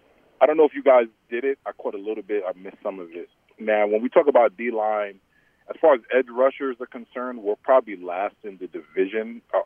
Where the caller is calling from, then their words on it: New Haven, Connecticut, United States; from New Haven.